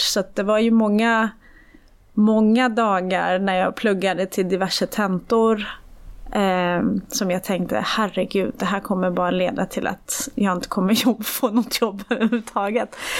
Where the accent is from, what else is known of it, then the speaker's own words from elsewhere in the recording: Iran; now in Sweden; jag är född i Iran